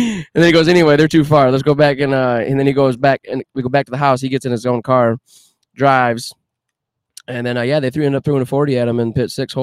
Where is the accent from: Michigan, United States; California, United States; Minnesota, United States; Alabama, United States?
Michigan, United States; Grand Rapids; moved away; we were still living in Grand Rapids.